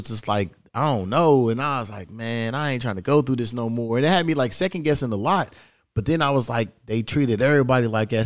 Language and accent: English; Louisville, Kentucky, United States; now in Los Angeles, United States; I'm from Louisville, Kentucky, but I live in LA.